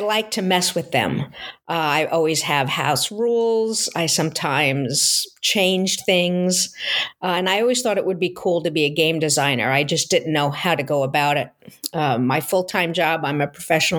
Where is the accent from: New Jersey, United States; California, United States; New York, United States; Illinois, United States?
New York, United States; Long Island; also born or lived in Seattle area, Washington; now in Seattle, United States; I grew up on Long Island in New York